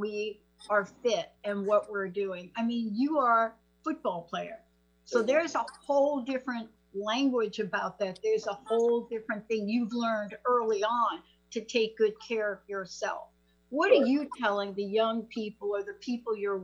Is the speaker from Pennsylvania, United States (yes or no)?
no; New York City, New York, United States; now in Seattle, United States; I'm a kid from the Bronx. There's no question about it where I grew up.